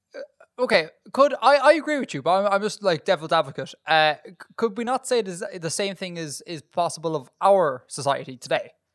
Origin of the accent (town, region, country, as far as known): Ireland; accent: Irish